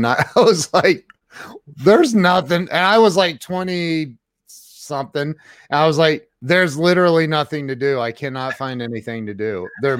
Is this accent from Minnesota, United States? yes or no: no; Ohio, United States; I'm from Ohio.